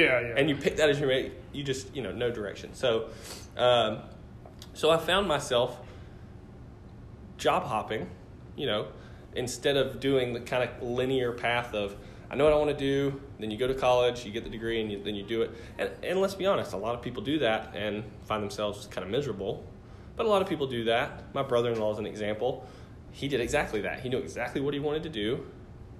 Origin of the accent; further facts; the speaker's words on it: Walhalla, South Carolina, United States; moved away as an adult; now in Greenville, United States; I grew up mostly in Oconee County. So if you're not familiar, it's kind of the tippy top part of the state. Walhalla, Seneca, Westminster, that area.